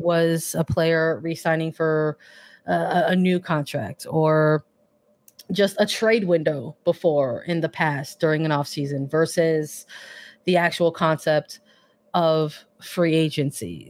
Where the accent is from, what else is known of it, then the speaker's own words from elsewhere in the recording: Chicago, Illinois, United States; I'm from Chicago